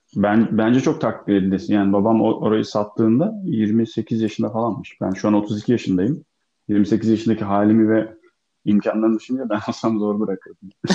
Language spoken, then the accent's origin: Turkish; Bodrum, Muğla, Turkey; also born or lived in Akyaka; Ben gerçi Çivril'de büyümedim. Ee, Bodrum'da büyüdüm ben.